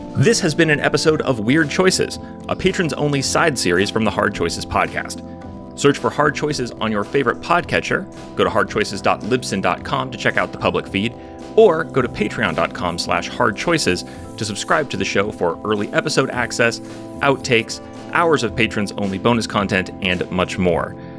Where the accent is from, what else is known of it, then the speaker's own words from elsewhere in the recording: United States; I grew up in America.